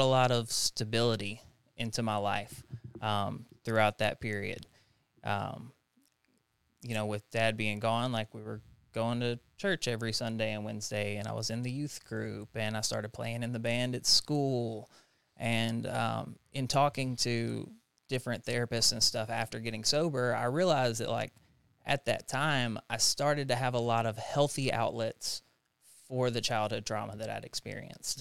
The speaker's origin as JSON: {"language": "English", "town": "Jackson", "region": "Tennessee", "country": "United States", "tie": "born or raised there", "also_born_or_lived": "Knoxville, Tennessee", "said": "I'm from Jackson, Tennessee. Uh, it's where all my family is, kinda born and raised there"}